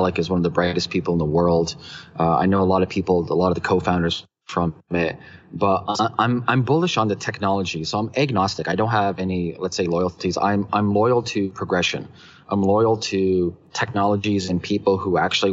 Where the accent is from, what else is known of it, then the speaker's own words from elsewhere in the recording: Toronto, Ontario, Canada; also born or lived in Hong Kong; we're from Toronto